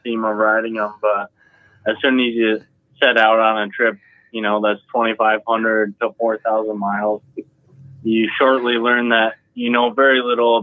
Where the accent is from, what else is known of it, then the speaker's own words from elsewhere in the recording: upstate New York, United States; We're from upstate New York